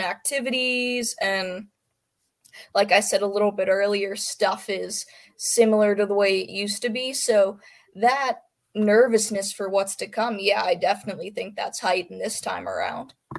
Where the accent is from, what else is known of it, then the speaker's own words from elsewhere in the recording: Pennsylvania, United States; I'm from Pennsylvania